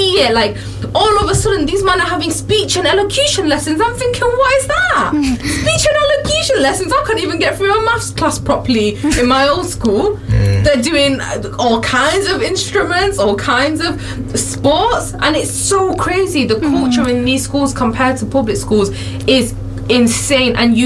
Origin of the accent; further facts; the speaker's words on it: Manchester, North West England, United Kingdom; I grew up in Longside. I went to school in Fallowfield